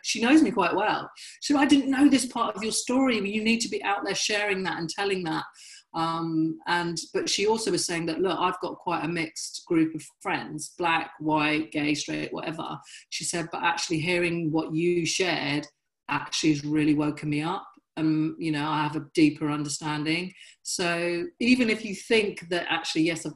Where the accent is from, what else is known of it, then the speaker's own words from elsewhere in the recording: Dorchester, South West England, United Kingdom; now in Brighton, United Kingdom; I grew up in Dorset. Dorchester and Dorset is completely white